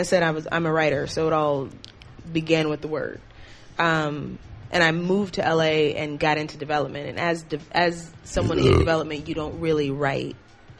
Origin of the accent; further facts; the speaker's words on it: Chicago, Illinois, United States; moved away as an adult; also born or lived in Los Angeles; now in New York, United States; I'm from Chicago